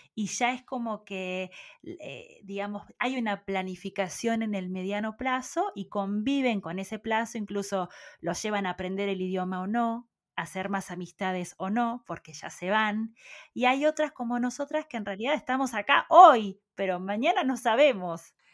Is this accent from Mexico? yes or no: no; Puan, Buenos Aires Province, Argentina; moved away as an adult; also born or lived in Carhué / Bahía Blanca; si bien nací en Puan, crecí hasta los ocho años en otro pequeño pueblo que se llama Carué. de Carué nos fuimos a vivir nuevamente a Puan